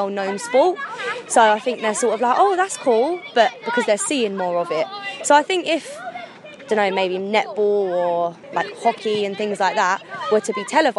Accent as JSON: {"language": "English", "region": "London", "country": "United Kingdom", "said": "I'm originally from Crystal Palace"}